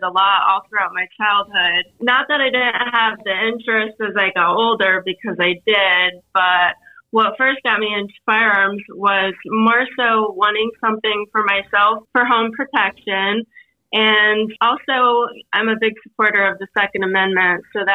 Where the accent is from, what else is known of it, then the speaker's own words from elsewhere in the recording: Northeast Pennsylvania, United States; I grew up born and raised in Northeast Pennsylvania